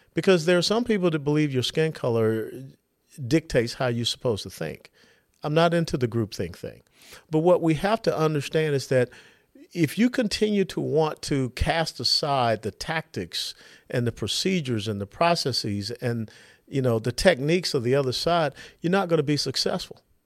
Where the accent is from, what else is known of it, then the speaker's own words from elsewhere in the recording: Georgia, United States; I was born and raised there in Georgia, the Peach State.